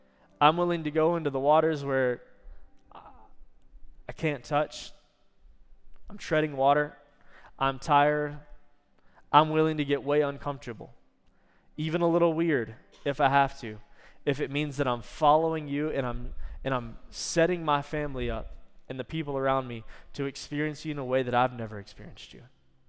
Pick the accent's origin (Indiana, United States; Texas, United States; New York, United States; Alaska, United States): Texas, United States; I probably messed that up. I'm Texan.